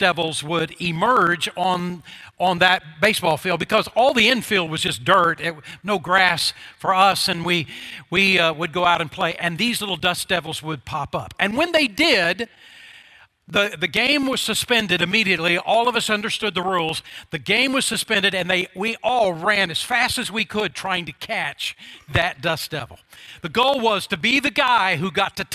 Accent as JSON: {"language": "English", "region": "Oklahoma", "country": "United States", "tie": "born or raised there", "said": "When I was a grade schooler growing up in Oklahoma"}